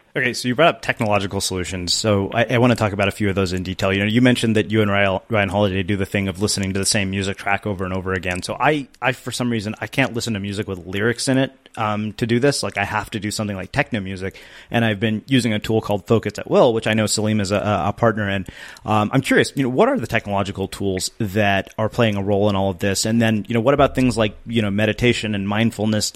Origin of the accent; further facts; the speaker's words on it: India; being Indian